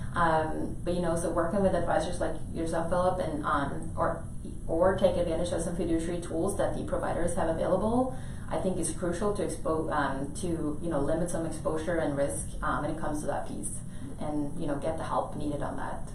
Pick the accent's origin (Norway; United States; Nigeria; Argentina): Norway; moved away; I'm from Norway originally